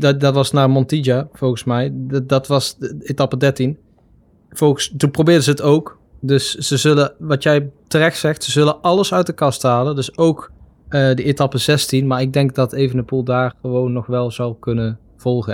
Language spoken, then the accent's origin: Dutch; Netherlands